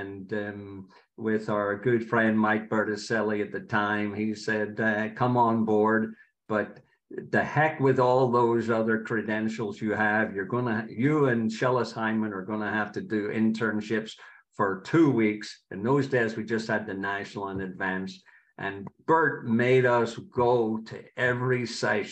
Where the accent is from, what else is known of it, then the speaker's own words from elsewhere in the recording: Belfast, Northern Ireland, United Kingdom; moved away as an adult; also born or lived in Pennsylvania; now in United States; I was born in Belfast, Northern Ireland, and played over there